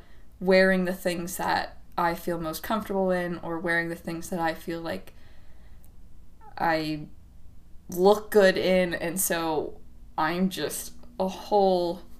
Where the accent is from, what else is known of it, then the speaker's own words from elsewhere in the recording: Southern California, United States; I'm from Southern California, so it was always really fucking hot